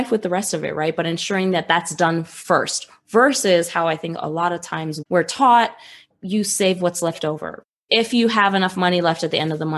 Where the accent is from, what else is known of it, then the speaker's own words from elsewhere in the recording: New York, United States; I grew up in New York